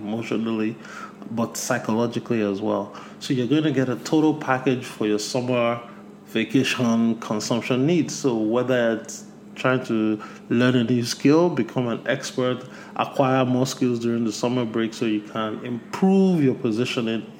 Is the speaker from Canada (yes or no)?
no; Nigeria; my home country of Nigeria